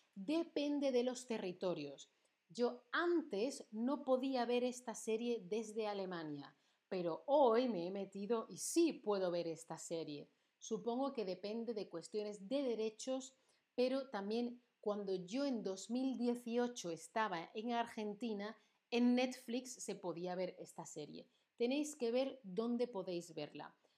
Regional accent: Andalusia, Spain; accent: Andalusian; mi acento andaluz

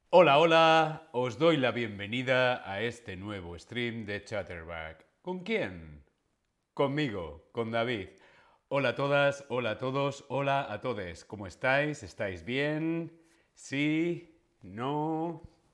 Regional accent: Spain; soy español

